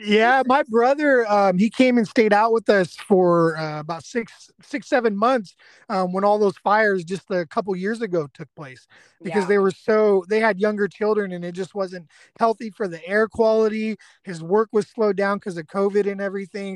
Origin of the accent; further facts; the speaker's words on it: Bay Area, California, United States; now in East Texas, United States; I'm an evacuee from the Bay Area myself